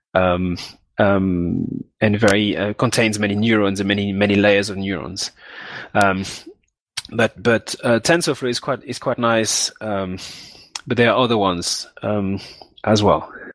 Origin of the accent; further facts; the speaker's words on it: Martinique; moved away as an adult; also born or lived in Guadeloupe / France / Bristol, United Kingdom; I grew up in Martinique, which is another island where they speak French, which is also in the Caribbean. And I stayed there till, till I was 18.